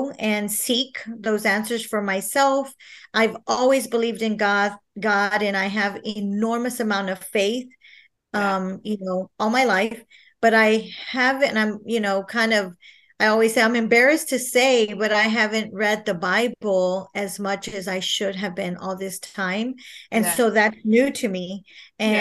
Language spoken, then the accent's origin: English; San Marcos, Texas, United States; I am born and raised in San Marcos, Texas